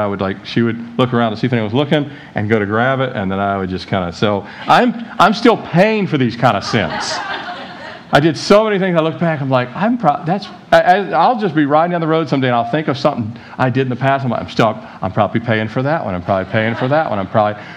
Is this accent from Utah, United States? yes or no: no; Annapolis, Maryland, United States; living in Annapolis, Maryland, where I grew up outside the Beltway area there